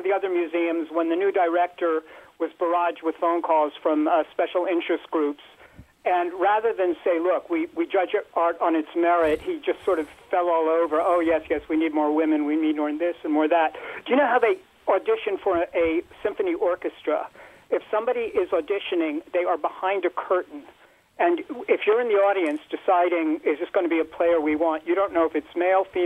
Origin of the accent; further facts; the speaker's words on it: East Coast, United States; now in San Francisco, United States; I'm originally from the East Coast. I've been here 47 years.